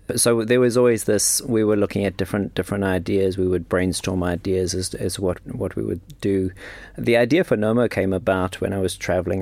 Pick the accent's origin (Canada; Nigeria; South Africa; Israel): South Africa; moved away as an adult; also born or lived in London / Switzerland / New York; I'm from South Africa. Grew up, grew up in South Africa.